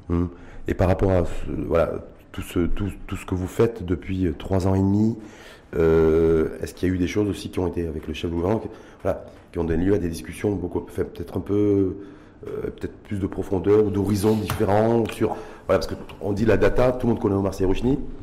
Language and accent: French; Morocco; chez nous au Maroc